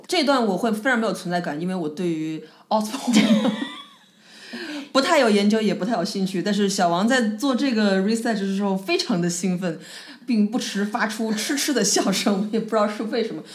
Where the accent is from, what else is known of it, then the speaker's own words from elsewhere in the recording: Changsha, Hunan, China; now in Melbourne, Australia; 在我的故乡长沙